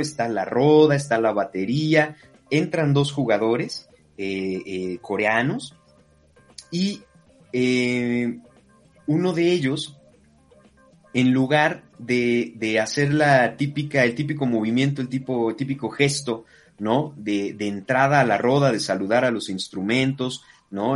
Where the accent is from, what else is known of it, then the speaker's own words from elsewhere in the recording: Mexico; moved away; los latinoamericanos, los mexicanos en concreto y mexicanas